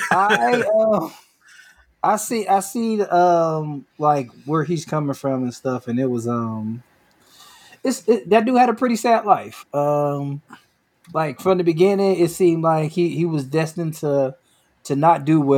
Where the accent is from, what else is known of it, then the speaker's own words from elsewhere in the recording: New York, United States; Like I'm from New York, he's from California.